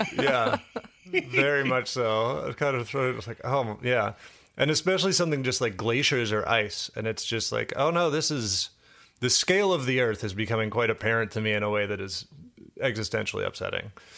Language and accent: English; Washington, District of Columbia, United States; I grew up on the East Coast and, like, D C, so right up, you know, I'll tell you, growing up near the Chesapeake Bay